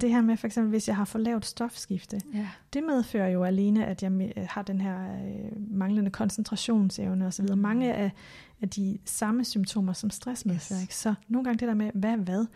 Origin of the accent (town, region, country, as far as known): Denmark; born or raised there; moved away